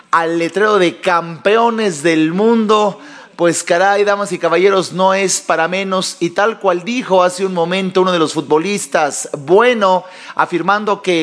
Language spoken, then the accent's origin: Spanish; Mexico; como mexicano que soy, como mexicano orgulloso de este país